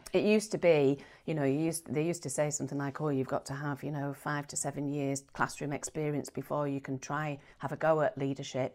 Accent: Bradford, Yorkshire and the Humber, United Kingdom; moved away as an adult; also born or lived in York / Cornwall; I was born in Bradford, went to first primary school in a market town

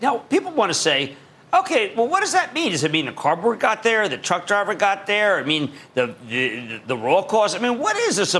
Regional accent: Philadelphia, Pennsylvania, United States; I'm from Philly.

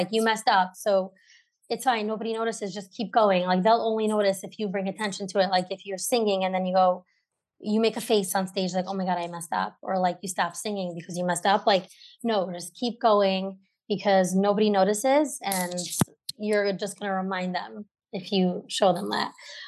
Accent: Brooklyn, New York, United States; I grew up in Brooklyn. I have three sisters

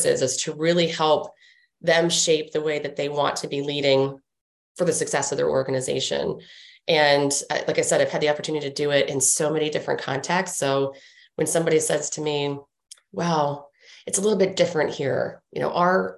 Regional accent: Washington, District of Columbia, United States; growing up in Washington, D.C.

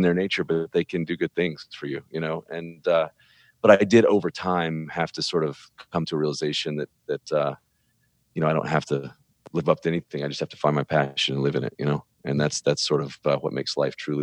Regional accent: Birmingham, Alabama, United States; I was born and raised in Birmingham, Alabama

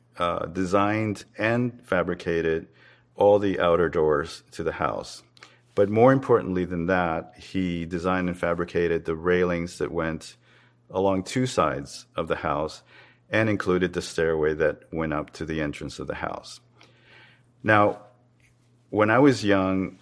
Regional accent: Havana, Cuba; moved away; I was born in Havana, Cuba, and I'm a visual artist

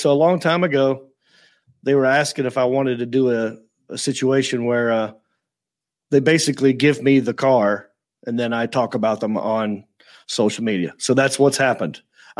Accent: North Carolina, United States; because I'm from North Carolina

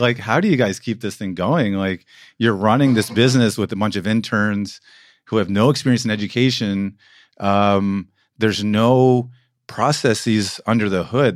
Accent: United States; moved away as an adult; now in Berlin, Germany

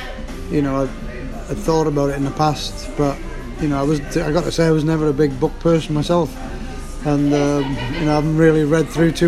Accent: Wales, United Kingdom; My dad's English, I'm Welsh.

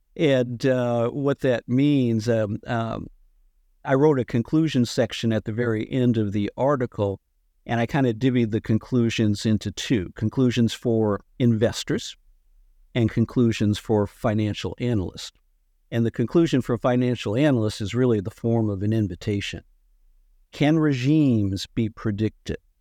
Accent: Massachusetts, United States; I grew up in Massachusetts

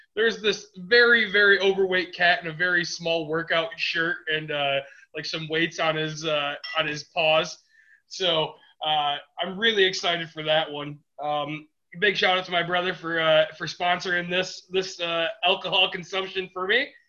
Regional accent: Detroit, Michigan, United States; we're from the Midwest. That's kind of what our mindset is. I mean, we are we are Detroit area

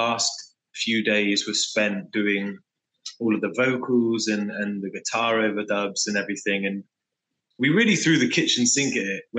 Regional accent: England, United Kingdom; I am an English frontman / songwriter / singer from UK-based band …

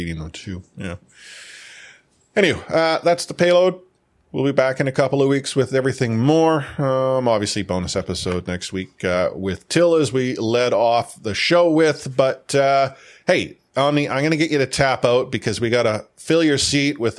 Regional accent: Canada; I'm a Canadian

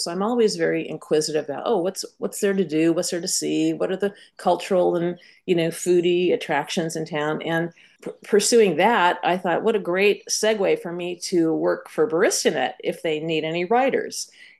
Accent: San Anselmo, California, United States; moved away as an adult; also born or lived in New York City; now in Montclair, United States; I am born and raised in Marin County, California, in San Anselmo.

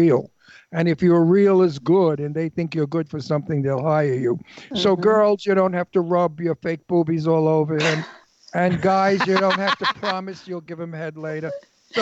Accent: Brooklyn, New York, United States; accent: Brooklyn; moved away; I'm from Brooklyn

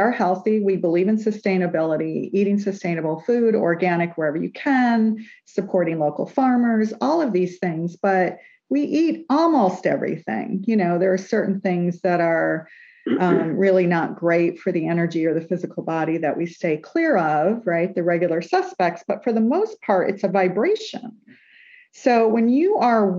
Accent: New York, United States; we're from New York

